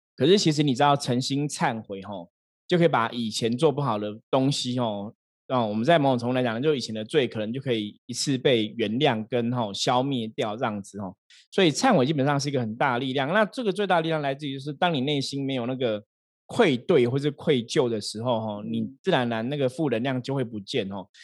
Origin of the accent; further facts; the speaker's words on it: Taiwan; 我们都是台湾人